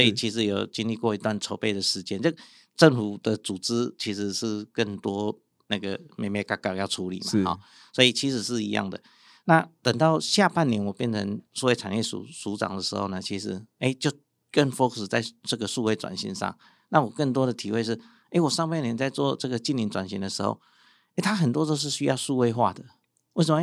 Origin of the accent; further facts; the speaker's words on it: Yilan, Yilan County, Taiwan; moved away as an adult; also born or lived in Taipei; 像我们从宜兰出，来台北读书